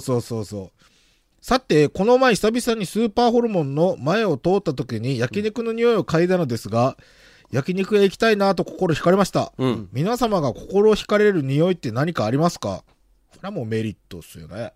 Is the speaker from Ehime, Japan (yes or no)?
yes; countryside of Ozu, Ehime, Japan; 俺、大津の田舎にやってる田舎出身ですけど